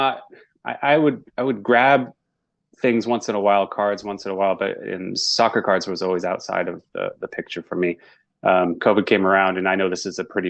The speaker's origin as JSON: {"language": "English", "region": "Northeast United States", "country": "United States", "tie": "born or raised there", "said": "I grew up in the Northeast United States."}